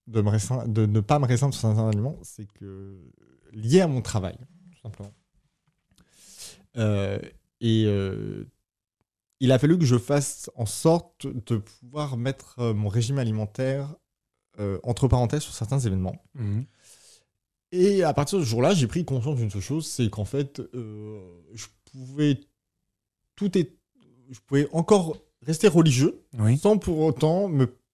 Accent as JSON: {"language": "French", "country": "France", "lives_now": "Israel", "said": "Euh, en Israël, on y vit en tant que Français très bien."}